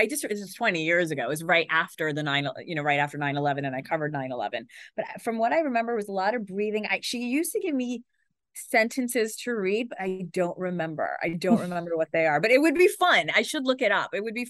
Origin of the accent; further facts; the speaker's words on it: Pakistan; Being Pakistani, my parents just told me I was going to be a doctor.